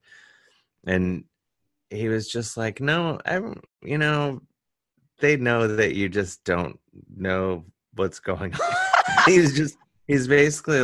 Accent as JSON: {"language": "English", "town": "Cleveland", "region": "Ohio", "country": "United States", "moved": "yes", "lives_now": "New York, United States", "said": "I'm from Cleveland, so I say gyro"}